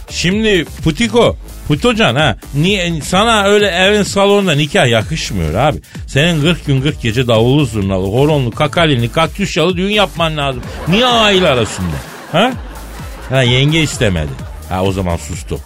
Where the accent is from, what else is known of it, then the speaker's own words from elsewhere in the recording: Eskişehir, Turkey; beni de horoz kovaladı lan çocukken Eskişehir'de